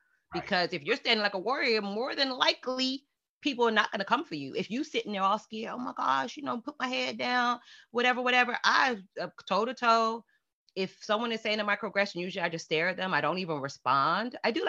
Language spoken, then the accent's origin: English; Fort Lauderdale, Florida, United States; I never felt any lack of self-worth growing up in Fort Lauderdale.